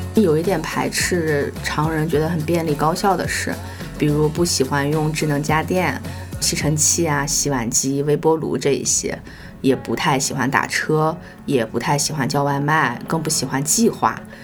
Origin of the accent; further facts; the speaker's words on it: northern China, China; 身为北方人